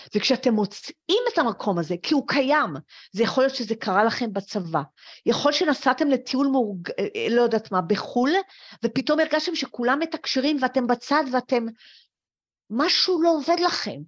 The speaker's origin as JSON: {"language": "Hebrew", "country": "Israel", "tie": "born or raised there", "also_born_or_lived": "France", "said": "אני הייתי עולה חדשה מצרפת"}